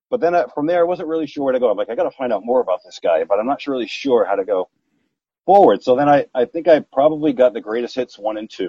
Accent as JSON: {"language": "English", "region": "New Jersey", "country": "United States", "tie": "born or raised there", "said": "I was a kid growing up in Jersey, uh"}